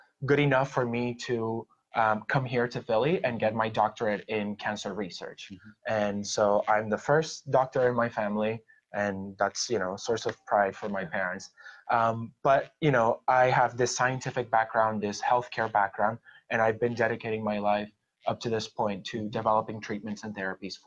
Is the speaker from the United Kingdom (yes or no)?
no; Puerto Rico; now in Philadelphia, United States; I was born and raised in Puerto Rico